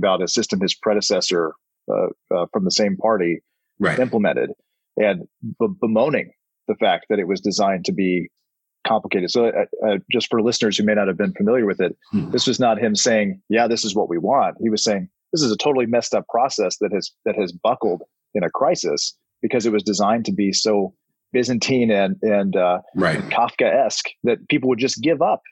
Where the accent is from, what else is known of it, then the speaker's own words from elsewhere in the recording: South Carolina, United States; moved away; I'm from South Carolina